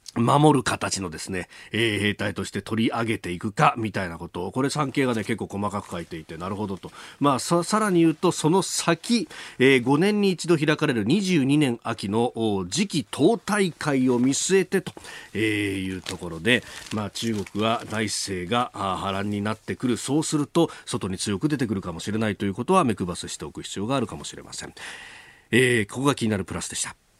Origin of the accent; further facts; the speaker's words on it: Yokosuka, Kanagawa, Japan; 私、横須賀の出身なんですが